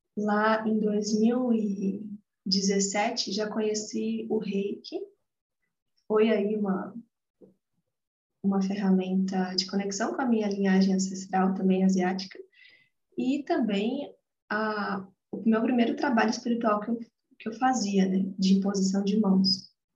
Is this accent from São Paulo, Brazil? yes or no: yes; Atibaia, São Paulo, Brazil; eu nasci aqui em Atibaia, atualmente eu moro aqui também, em São Paulo, interior de São Paulo.